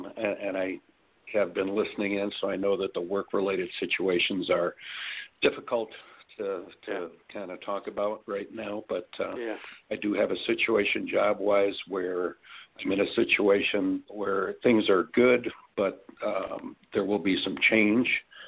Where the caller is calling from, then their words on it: Illinois, United States; from Illinois.